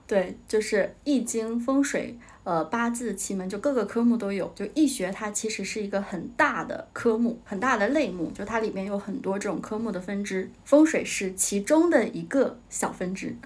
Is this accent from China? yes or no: yes; Jilin, China; 我是吉林的嘛，我是东北人，然后在我们家当地那边找了一个老师